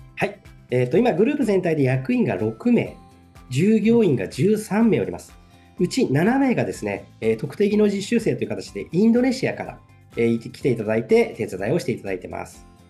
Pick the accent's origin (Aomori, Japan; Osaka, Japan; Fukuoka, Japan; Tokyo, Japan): Tokyo, Japan; moved away as an adult; now in Ebetsu, Japan; 1972年に東京で生まれまして、東京で育ちました。